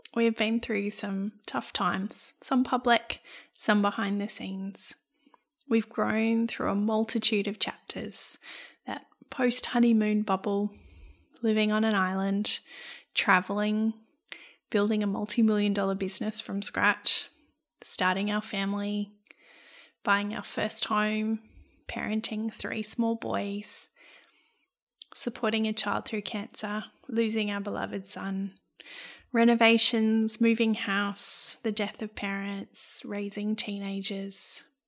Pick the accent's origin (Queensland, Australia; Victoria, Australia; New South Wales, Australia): Queensland, Australia; Brisbane; our experience of growing up in Brisbane